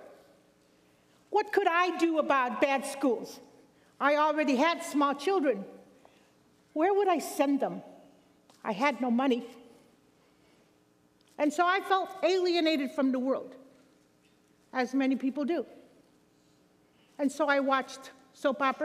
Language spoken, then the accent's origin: English; Chicago, Illinois, United States; I grew up in Chicago, Illinois